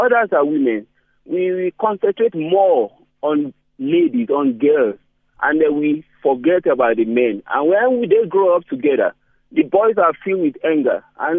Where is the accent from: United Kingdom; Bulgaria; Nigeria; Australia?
Nigeria; I'm from Nigeria, Bramo, and there is something they call Sharia law.